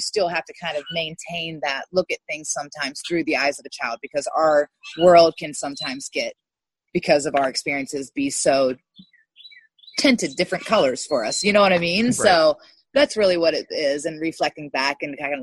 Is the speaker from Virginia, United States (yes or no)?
yes; Montpelier, Virginia, United States; I'm from Virginia. I grew up in a small town outside of Richmond, Virginia, Montpelier, Virginia.